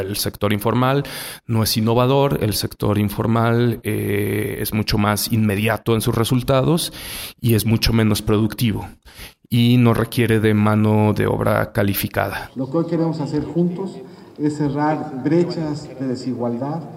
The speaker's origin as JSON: {"language": "Spanish", "country": "Mexico"}